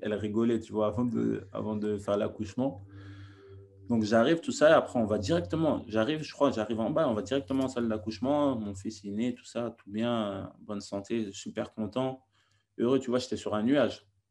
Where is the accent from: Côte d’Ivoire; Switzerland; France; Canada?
France; also born or lived in Senegal / Naples, Italy; now in England; je suis français, je parle italien, je suis euh, sénégalais, je parle peul.